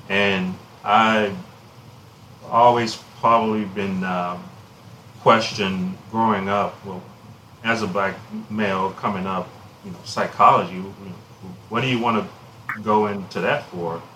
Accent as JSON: {"language": "English", "town": "Alexandria", "region": "Louisiana", "country": "United States", "tie": "born or raised there", "said": "my hometown of Alexandria"}